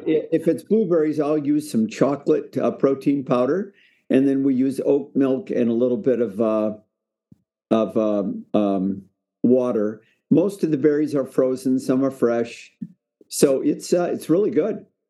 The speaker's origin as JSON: {"language": "English", "town": "Spokane", "region": "Washington", "country": "United States", "tie": "born or raised there", "said": "I really had a good experience growing up in Spokane"}